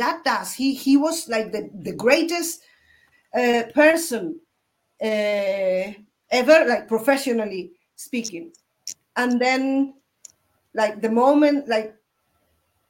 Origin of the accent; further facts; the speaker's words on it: Spain; now in Mexico; I'm from Spain. I live in Mexico now